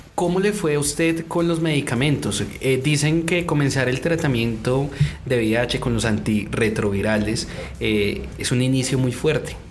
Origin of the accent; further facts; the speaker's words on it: Colombia; Aquí en Colombia, en mi país